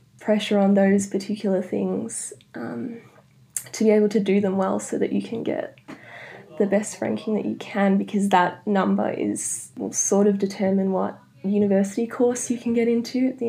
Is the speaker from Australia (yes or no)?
yes; Melbourne, Victoria, Australia; also born or lived in Netherlands; I was born in the Netherlands because my dad's Dutch. So my sister and I were born there. And then when I was about 3, we moved back to Australia because my mum's Australian. And yeah, we've been in Melbourne ever since